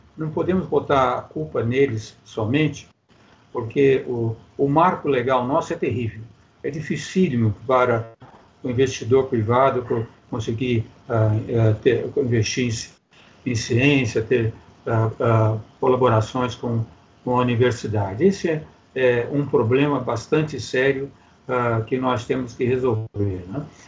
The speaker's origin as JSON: {"language": "Portuguese", "region": "Minas Gerais", "country": "Brazil", "said": "eu sou mineiro, né? Em Minas Gerais, nós sempre comemos um queijo"}